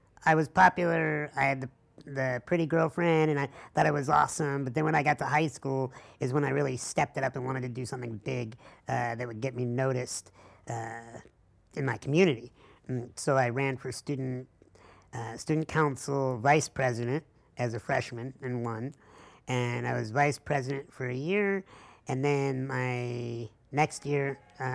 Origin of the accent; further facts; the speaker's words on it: La Grange, Illinois, United States; Started in a hospital room in LaGrange, Illinois, which is outside of Chicago